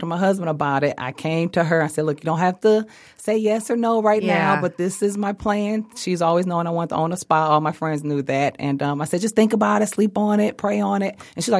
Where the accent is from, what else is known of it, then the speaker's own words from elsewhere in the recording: Southfield, Michigan, United States; So we're both from Southfield.